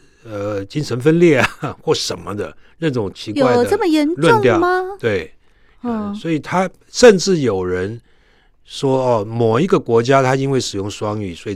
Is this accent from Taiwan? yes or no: yes; Taiwan; 像我是爸妈都都本省人嘛，台湾人，所以我的台湾话没问题。啊，中文没问题，英语没问题，